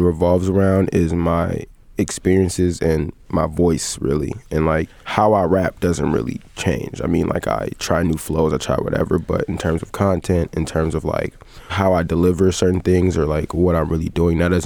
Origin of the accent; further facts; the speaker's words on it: Evanston, Illinois, United States; also born or lived in Glenwood, Illinois / Uptown, Chicago / Rogers Park, Chicago; I was born on the West End of Evanston